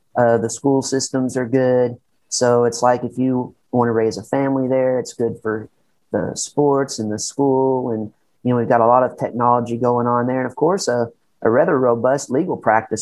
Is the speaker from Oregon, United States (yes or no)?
no; Paducah, Kentucky, United States; my hometown of Paducah, Kentucky